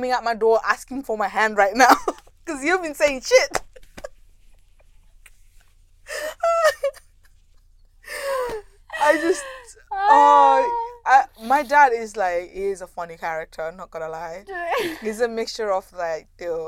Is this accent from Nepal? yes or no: yes; Kathmandu, Bagmati, Nepal; now in United Kingdom; I'm from Kathmandu